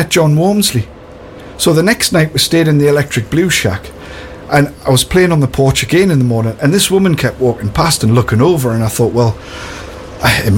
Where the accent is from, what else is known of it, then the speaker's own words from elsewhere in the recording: Newcastle upon Tyne, North East England, United Kingdom; being a Geordie